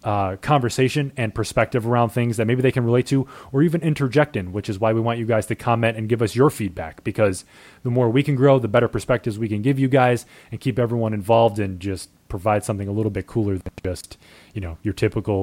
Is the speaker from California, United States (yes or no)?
no; New York, United States; I mean, dude, we're from New York.